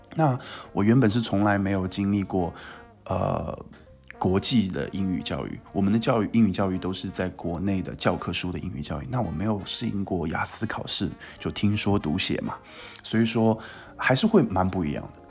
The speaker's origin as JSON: {"language": "Chinese", "town": "Qingtian", "region": "Zhejiang", "country": "China", "tie": "born or raised there", "moved": "as an adult", "said": "因为我家乡在青田嘛"}